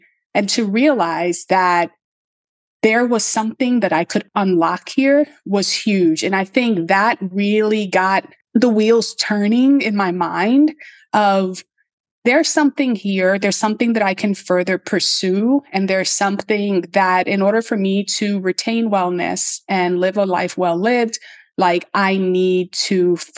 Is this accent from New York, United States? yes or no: yes; New York City, New York, United States; I'm from the South Bronx. Like, we don't have nature